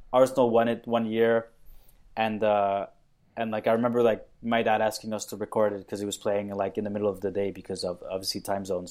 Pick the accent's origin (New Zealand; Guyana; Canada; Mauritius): Mauritius; I was born in Mauritius, which is a tiny island off the east coast of Africa